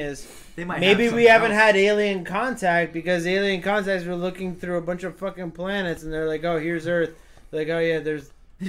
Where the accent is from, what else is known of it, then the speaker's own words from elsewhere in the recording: Latvia; moved away; And I was born there. I was born in Latvia, which is a small Baltic country.